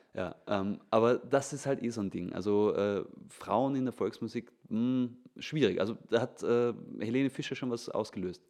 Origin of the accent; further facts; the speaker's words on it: Vorarlberg, Austria; in Vorarlberg, da wo ich herkomme